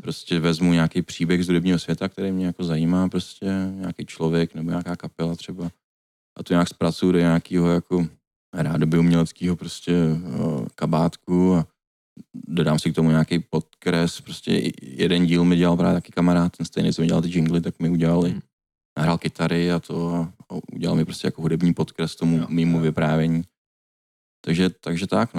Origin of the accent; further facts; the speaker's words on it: Děčín, Ústí nad Labem Region, Czechia; moved away; u nás v Děčíně